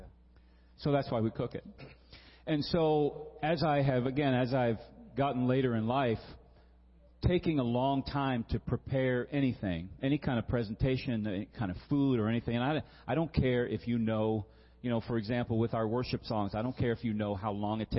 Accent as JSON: {"language": "English", "region": "Virginia", "country": "United States", "tie": "born or raised there", "said": "I grew up in Virginia"}